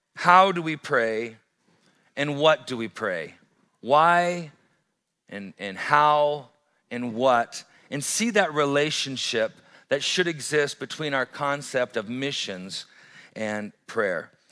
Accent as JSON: {"language": "English", "town": "Great Falls", "region": "Montana", "country": "United States", "tie": "born or raised there", "said": "I grew up in Great Falls"}